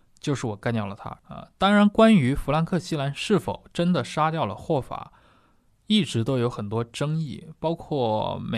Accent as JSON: {"language": "Chinese", "country": "China", "said": "我们中国人理解可能就像洪门里面所谓双花红棍啊这种"}